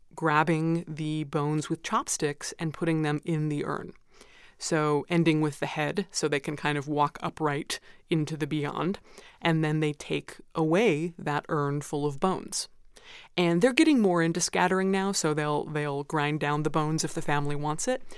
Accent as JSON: {"language": "English", "country": "United States", "said": "as an American"}